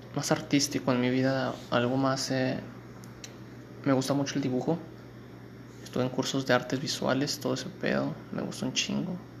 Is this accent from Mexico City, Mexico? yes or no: no; Ciudad Lerdo, Durango, Mexico; soy de Ciudad Lerdo Durango, acá de la Laguna